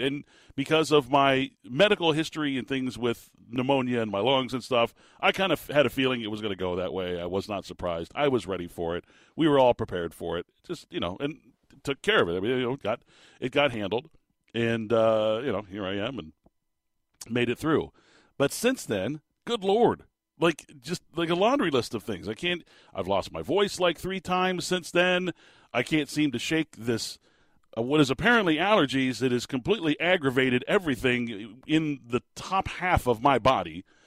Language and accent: English; Phoenix, Arizona, United States; also born or lived in Tucson, Arizona; I've lived in the state of Arizona my entire life